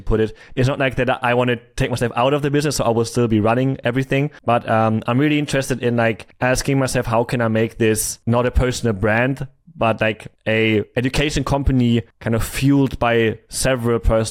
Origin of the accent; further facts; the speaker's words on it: Germany; moved away; also born or lived in Thailand / Cyprus; I'm from Germany